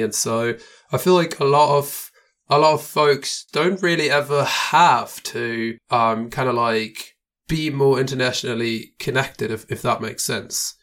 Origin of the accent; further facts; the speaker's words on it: Germany; moved away as an adult; now in Austria; I'm from Germany, but I live in Austria now